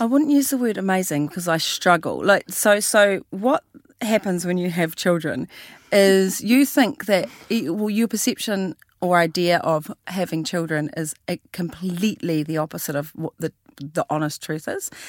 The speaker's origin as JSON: {"language": "English", "town": "Christchurch", "region": "Canterbury", "country": "New Zealand", "said": "we are from Christchurch."}